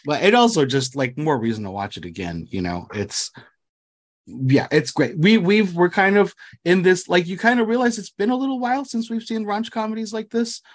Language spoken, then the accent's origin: English; United States; first language English; I was born here in the States